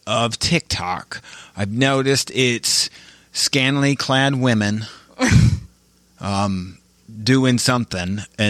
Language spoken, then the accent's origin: English; Midwest, United States; I'm from the Midwest.